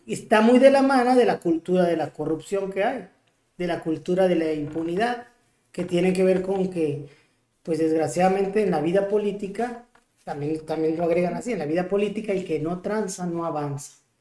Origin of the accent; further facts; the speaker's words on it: Ciudad Obregón, Sonora, Mexico; acá en Ciudad Obregón, de donde soy oriundo